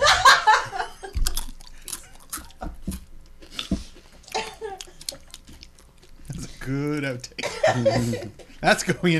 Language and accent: English; Canada; I'm so Canadian.